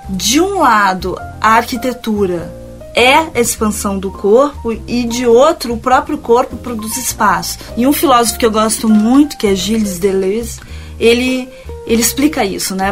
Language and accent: Portuguese; Porto Alegre, Rio Grande do Sul, Brazil; moved away as an adult; also born or lived in Rio de Janeiro / Paris; a minha cidade natal